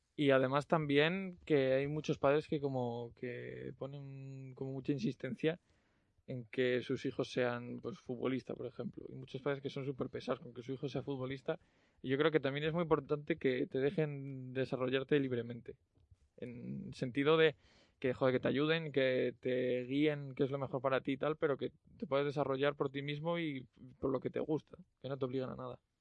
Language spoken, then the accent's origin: Spanish; León, Castile and León, Spain; los que somos de León